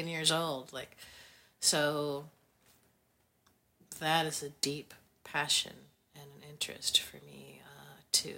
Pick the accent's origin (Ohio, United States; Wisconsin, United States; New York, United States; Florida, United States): Wisconsin, United States; I'm from Wisconsin